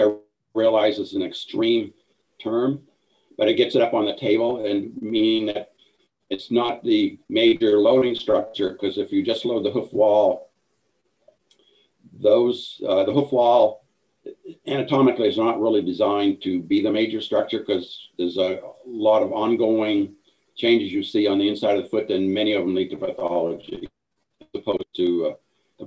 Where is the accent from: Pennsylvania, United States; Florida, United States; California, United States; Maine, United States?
Maine, United States; Northern; moved away as an adult; also born or lived in Galveston / New York City / Idaho; I grew up in Northern Maine